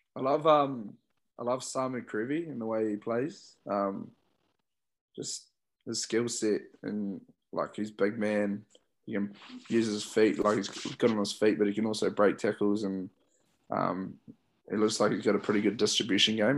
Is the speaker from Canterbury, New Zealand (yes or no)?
yes; Christchurch, Canterbury, New Zealand; growing up in Christchurch, watching the Crusaders a lot